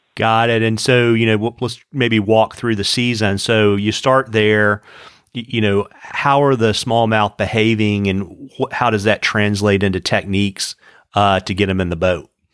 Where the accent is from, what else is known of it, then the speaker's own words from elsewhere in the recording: Central Virginia, United States; I grew up in Central Virginia